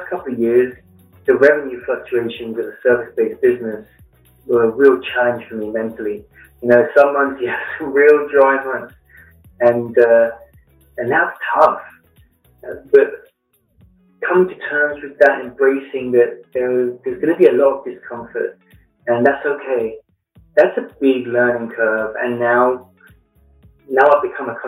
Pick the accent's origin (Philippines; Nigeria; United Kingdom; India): United Kingdom; London; moved away as an adult; also born or lived in Flint, Michigan / Blue Ridge Mountains; now in United States; as you can tell with the accent, I grew up in London in the United Kingdom and moved to the US in 2009.